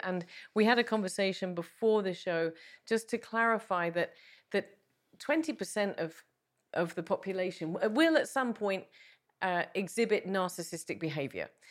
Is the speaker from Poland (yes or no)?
no; England, United Kingdom; being English